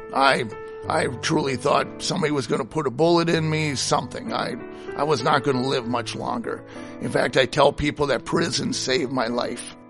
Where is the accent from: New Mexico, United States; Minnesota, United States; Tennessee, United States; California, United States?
Minnesota, United States; Hastings; Hastings, Minnesota